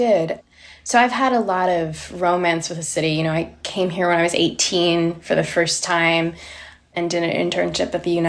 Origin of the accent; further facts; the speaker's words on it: Australia; now in New York, United States; Growing up in Australia, and growing up, I think, also particularly in a very abusive household